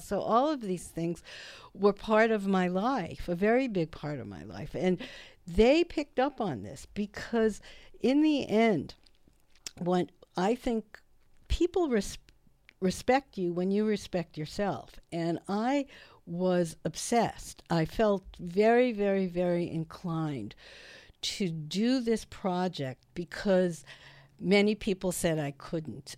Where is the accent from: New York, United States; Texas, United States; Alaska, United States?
New York, United States; Brooklyn; I grew up in Brooklyn